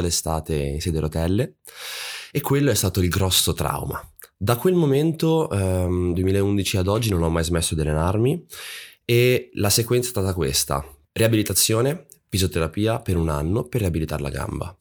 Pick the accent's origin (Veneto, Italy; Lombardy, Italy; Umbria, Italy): Lombardy, Italy; Monza; io sono di Monza vicino a Milano